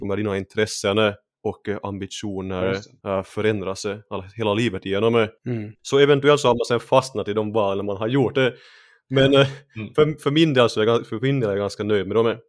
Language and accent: Swedish; Finland; first language Swedish; moved away as an adult; now in Sweden; Jag är ju finlandssvensk, så, så jag ja. har alltid pratat svenska. Och eh, det är för mm. att det är mitt modersmål